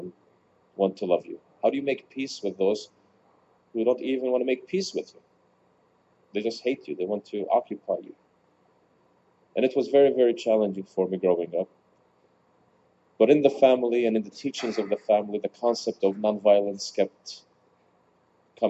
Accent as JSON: {"language": "English", "town": "Bethlehem", "region": "West Bank", "country": "Palestine", "tie": "born or raised there", "said": "Growing up in Bethlehem wasn't easy."}